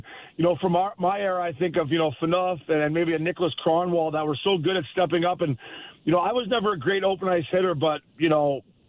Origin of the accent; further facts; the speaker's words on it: Port Hope, Ontario, Canada; I'm from Port Hope, Ontario.